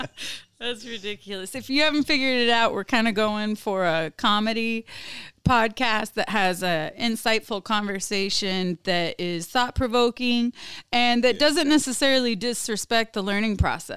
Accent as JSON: {"language": "English", "region": "South Brazil", "country": "Brazil", "accent": "southern Brazilian Portuguese", "moved": "yes", "said": "My Portuguese accent is like more from the south."}